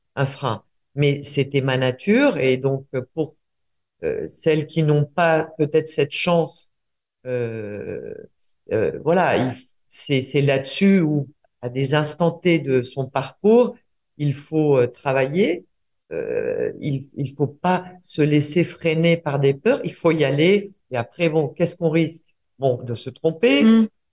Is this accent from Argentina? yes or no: yes; Buenos Aires, Argentina; moved away; also born or lived in Uruguay; je suis né en Uruguay, j'ai grandi en Argentine